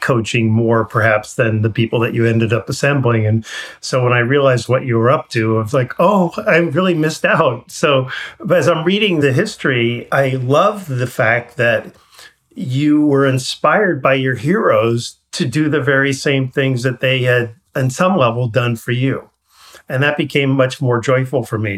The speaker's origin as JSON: {"language": "English", "region": "New York", "country": "United States", "tie": "born or raised there", "said": "I grew up in New York"}